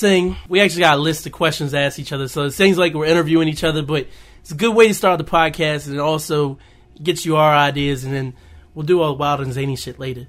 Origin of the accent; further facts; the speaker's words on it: West Virginia, United States; also born or lived in Winchester, Virginia; I grew up in Winchester, Virginia, until I was nine, and I moved to Caton Bridge, West Virginia, like, a tiny, tiny town